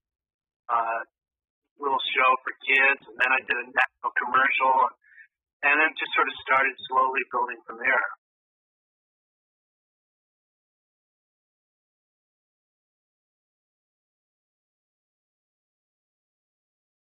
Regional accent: Connecticut, United States; moved away; also born or lived in New York; I'm originally from the East Coast, grew up in Connecticut

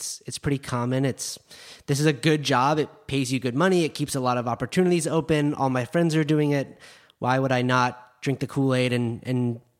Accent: Park City, Utah, United States; My friends that I grew up with in Park City that work in the ski industry now, they're all really, really happy.

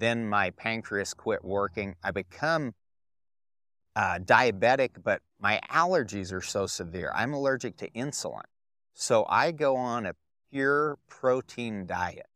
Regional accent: Durango, Colorado, United States; I grew up in Durango, Colorado

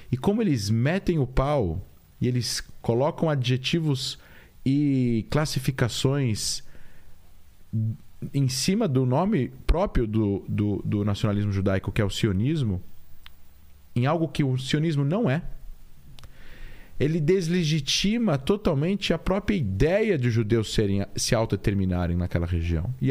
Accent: Israel; eu falo como israelense. Eu não represento o Estado, mas eu falo como israelense. Eu tenho propriedade para falar como israelense.

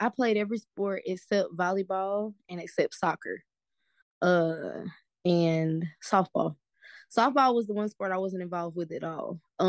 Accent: Anniston, Alabama, United States; also born or lived in Jacksonville, Alabama; I am from Anniston, Alabama. I am 26 years old. I'll be 27 next week.

